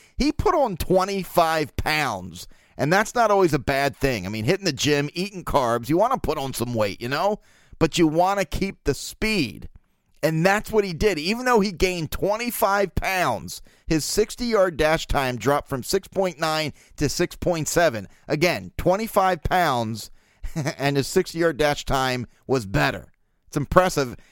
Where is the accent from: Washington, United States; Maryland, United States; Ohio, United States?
Maryland, United States; Baltimore; born or raised there